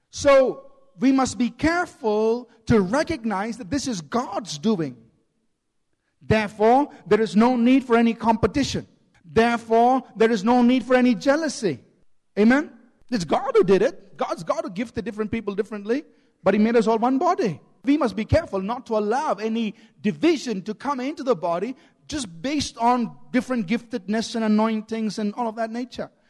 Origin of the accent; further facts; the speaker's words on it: Chennai, Tamil Nadu, India; born there; My, I was born in Chennai and my mother's from Tamil Nadu.